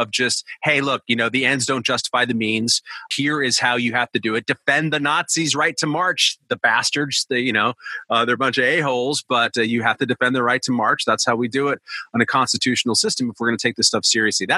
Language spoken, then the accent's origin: English; Southern California, United States; I'm from Southern California in the aerospace belt